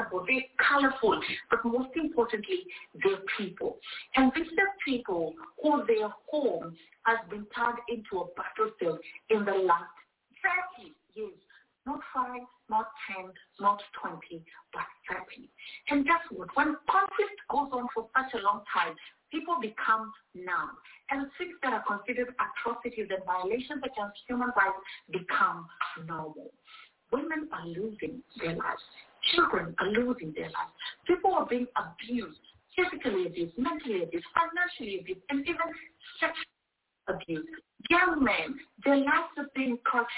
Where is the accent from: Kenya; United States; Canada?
Kenya; in Kenya, we have like vernacular radio stations